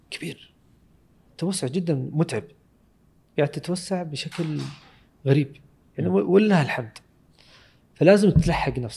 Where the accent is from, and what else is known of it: Saudi Arabia